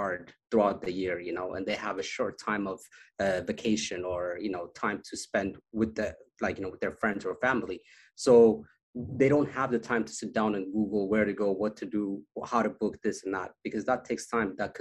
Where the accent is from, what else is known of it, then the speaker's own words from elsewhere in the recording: Addis Ababa, Ethiopia; moved away; also born or lived in Las Vegas, United States; I was born in Ethiopia, in Addis Ababa, the capital, and a small neighborhood, you know, and it's called Kazanchis.